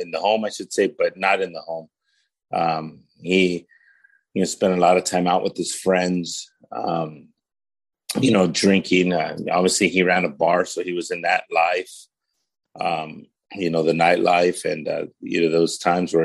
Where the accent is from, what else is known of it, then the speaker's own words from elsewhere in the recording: Paramount, California, United States; also born or lived in Los Angeles; I actually was born here in the LA area. I was born in Martin Luther King Jr. Hospital, which is one of the county run hospitals here in the city of Los Angeles. And I was raised in the city of Paramount